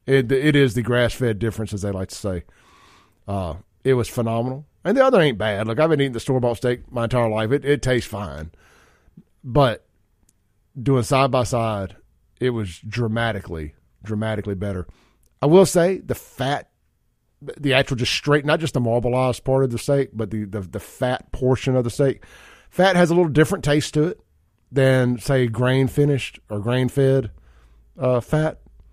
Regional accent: Byram, Connecticut, United States; Growing up around Byram and being very familiar with that facility

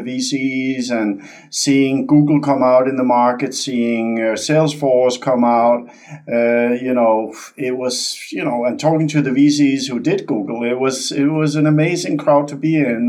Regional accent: Denmark; moved away as an adult; also born or lived in California; born and raised in Denmark. So I'm Dane by birth

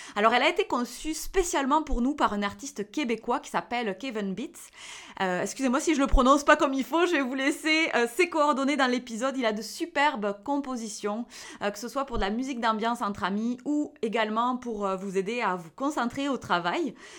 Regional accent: the South, southern France, France; accent: accent du Sud; avec mon petit accent du Sud

